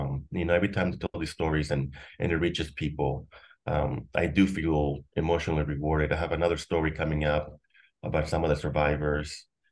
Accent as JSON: {"language": "English", "town": "McAllen", "region": "Texas", "country": "United States", "tie": "born or raised there", "said": "I grew up in McAllen, in the Mission area."}